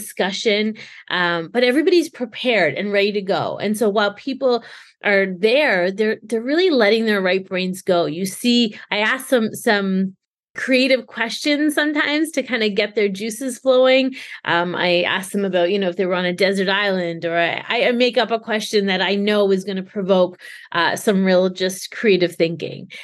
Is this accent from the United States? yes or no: no; Canada; I'm born and raised Canadian